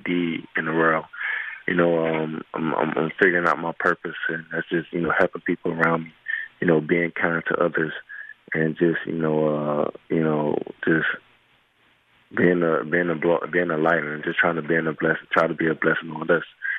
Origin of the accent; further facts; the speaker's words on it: Miami, Florida, United States; moved away; my hometown of Miami